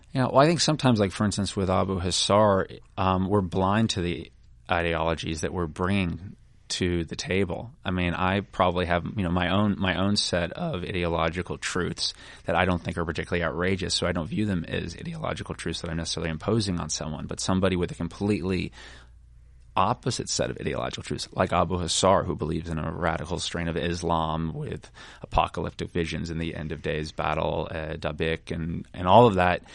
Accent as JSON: {"language": "English", "country": "United States", "said": "we being the American people"}